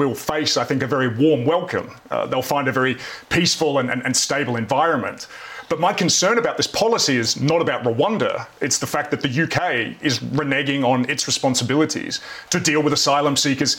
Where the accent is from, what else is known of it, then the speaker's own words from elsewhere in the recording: Australia; I'm an Australian.